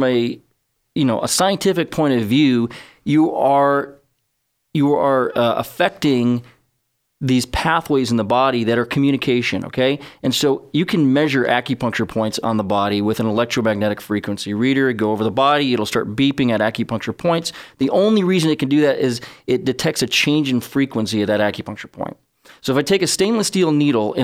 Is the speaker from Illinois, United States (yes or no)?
yes; Chicago, Illinois, United States; I'm from Chicago